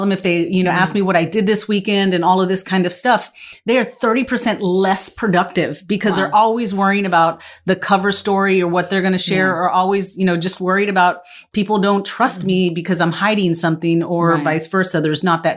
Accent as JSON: {"language": "English", "region": "West Texas", "country": "United States", "also_born_or_lived": "East Coast", "moved": "as an adult", "said": "I moved to the East Coast, it was like, okay, I'm from Texas. I'm from West Texas"}